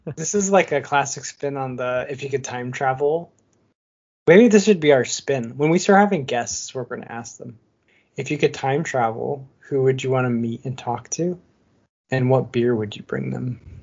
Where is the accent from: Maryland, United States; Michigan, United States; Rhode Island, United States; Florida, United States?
Michigan, United States; now in California, United States; I grew up in Michigan